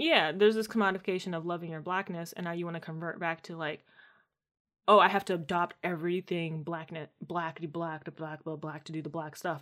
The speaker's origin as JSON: {"language": "English", "region": "Maryland", "country": "United States", "tie": "born or raised there"}